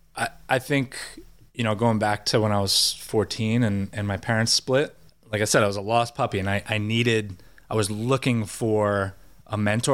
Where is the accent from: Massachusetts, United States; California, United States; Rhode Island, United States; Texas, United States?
Rhode Island, United States; moved away as an adult; also born or lived in Brooklyn, New York; now in Paris, France; I'm from Rhode Island, but yes, I just moved from Brooklyn